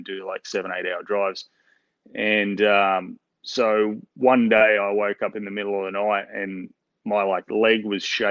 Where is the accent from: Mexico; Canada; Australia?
Australia; Newcastle, New South Wales; accent: Australian; also born or lived in Melbourne; I was born in Melbourne, but I'm pretty much a Novocastrian. I grew up in Newcastle